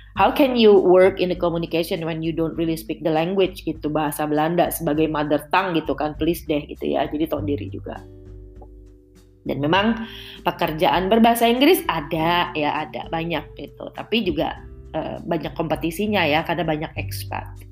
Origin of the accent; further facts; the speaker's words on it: Indonesia; moved away as an adult; now in Netherlands; gue dulu di tanah air